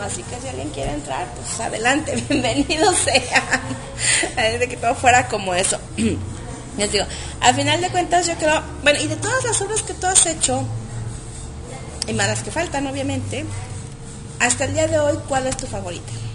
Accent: Mexico; nuestro idioma mexicano, ¿no? Porque aunque somos este, hablando español, tenemos ciertos modismos

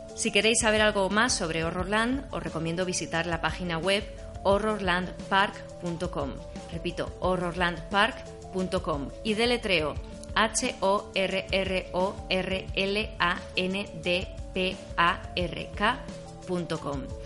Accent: A Coruña, Galicia, Spain; A Coruña, que es de donde soy yo, de Galicia

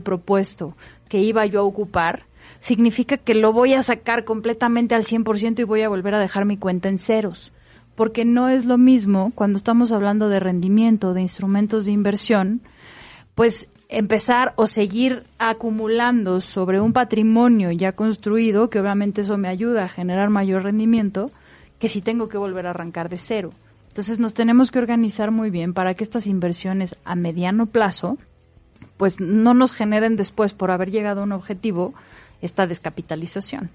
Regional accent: Mexico; como buenos mexicanos nos emocionamos

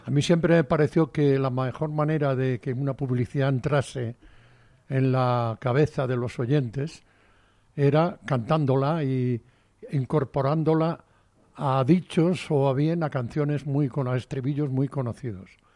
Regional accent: Padrón, Galicia, Spain; Yo en mi pueblo hacía en las vueltas ciclistas, que es un pueblo muy ciclista, Padrón

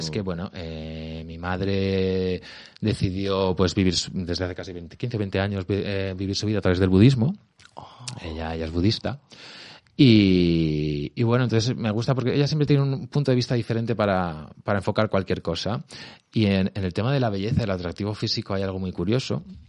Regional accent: Albacete, Castilla-La Mancha, Spain; now in Madrid, Spain; Yo soy de Albacete.

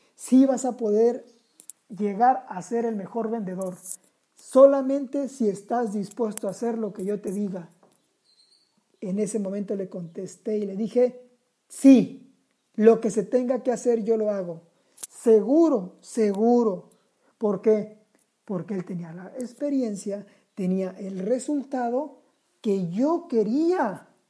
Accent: Sinaloa, Mexico; Somos sinaloenses

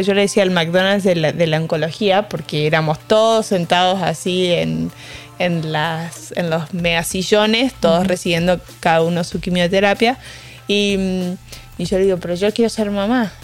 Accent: Argentina; moved away; Soy argentina

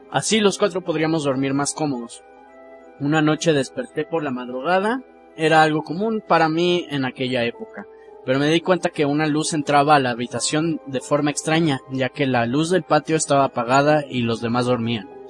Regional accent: San Luis Potosí, Mexico; bueno, mi historia sucedió cuando era niño y vivía en SLP, o sea, San Luis Potosí.

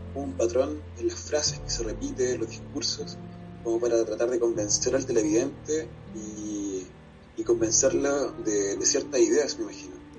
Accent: Chile

